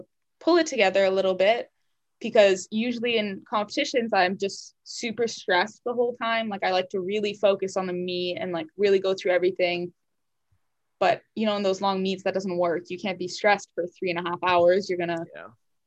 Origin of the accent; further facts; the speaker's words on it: Canada; moved away as an adult; now in United States; I didn't, you know, grow up with in Canada